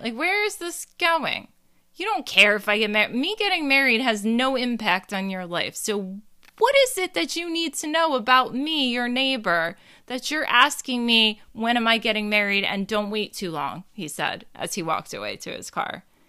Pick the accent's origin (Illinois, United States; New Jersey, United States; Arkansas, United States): New Jersey, United States; I'm from Jersey